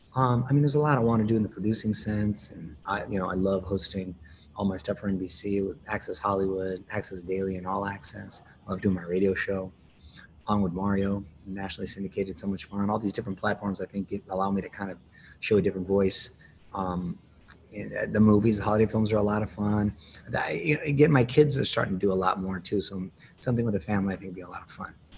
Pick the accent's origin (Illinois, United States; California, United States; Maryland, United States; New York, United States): California, United States; Chula Vista; moved away as an adult; I was born and raised there, first generation. I went to Chula Vista Junior High and high school